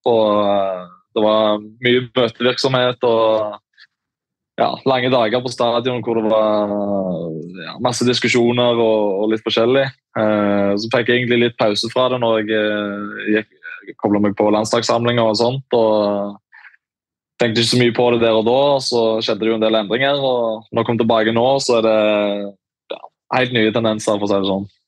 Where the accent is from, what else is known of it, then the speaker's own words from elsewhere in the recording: Sandnes, Rogaland, Norway; Jeg er jo fra, fra Sandnes